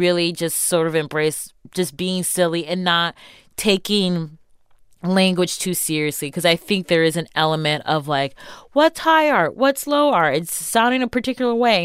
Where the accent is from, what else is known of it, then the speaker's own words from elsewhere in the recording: Shaker Heights, Ohio, United States; also born or lived in Solon, Ohio; I grew up in Baffer Heights and then moved to Solent